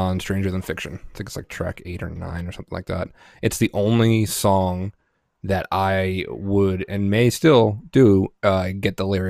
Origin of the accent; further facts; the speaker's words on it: New Jersey, United States; Then again, I'm from New Jersey.